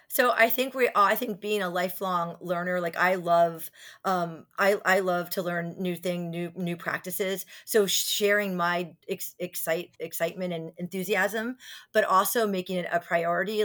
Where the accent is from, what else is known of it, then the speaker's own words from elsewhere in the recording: New Jersey, United States; also born or lived in Virginia; we grew up in Virginia for a little bit till we moved to New Jersey in third grade